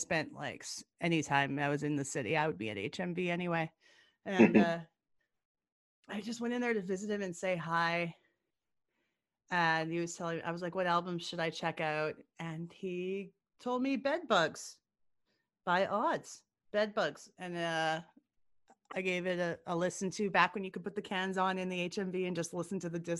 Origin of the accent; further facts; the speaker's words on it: Gibbons, Alberta, Canada; I always used to hang out at the Gibbons Video because I grew up out in Gibbons